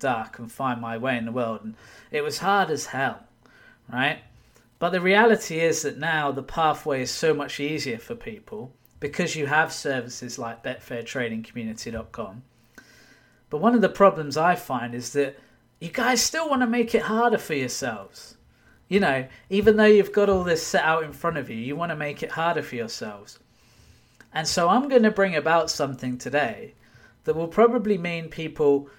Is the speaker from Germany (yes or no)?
no; United Kingdom; now in Wigan, United Kingdom; I'm British